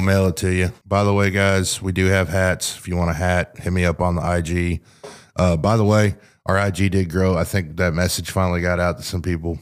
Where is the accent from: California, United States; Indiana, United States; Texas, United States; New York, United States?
Texas, United States; Sanger; where I grew up in Sanger